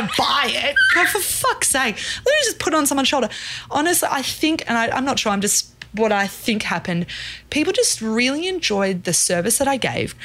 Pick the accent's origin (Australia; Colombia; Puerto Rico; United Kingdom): Australia; Brisbane, Queensland; born or raised there; moved away as an adult; also born or lived in South Africa; now in Brooklyn, United States